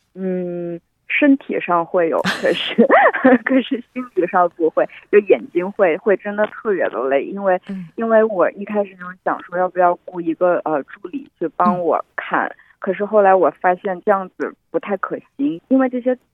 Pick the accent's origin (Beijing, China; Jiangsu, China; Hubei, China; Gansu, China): Hubei, China; Wuhan; 在我的家乡武汉